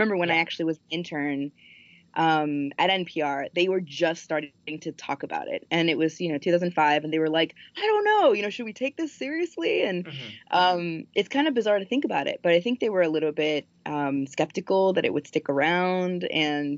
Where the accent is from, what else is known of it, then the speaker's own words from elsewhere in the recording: Miami, Florida, United States; moved away as an adult; also born or lived in Colombia / New York / Washington, District of Columbia, United States; now in Minneapolis, United States; Miami, where I grew up. And I moved from Columbia when I was four to Miami.